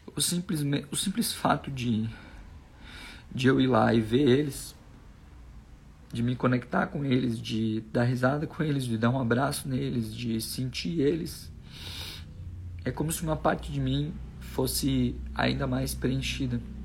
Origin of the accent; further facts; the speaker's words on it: Machadinho, Rio Grande do Sul, Brazil; Eu nasci na cidade de Machadinho, Rio Grande do Sul. Eu sou gaúcho.